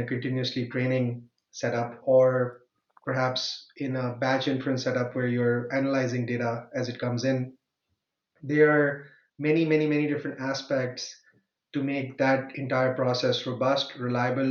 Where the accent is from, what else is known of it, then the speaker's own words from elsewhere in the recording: Pakistan; moved away as an adult; now in Germany; I come originally from Pakistan, and I moved to Germany to do my master's in computer science